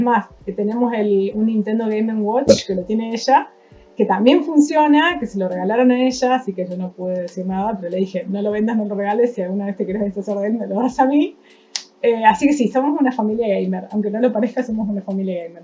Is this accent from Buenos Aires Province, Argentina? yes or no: no; San Francisco, Córdoba, Argentina; de San Francisco, Córdoba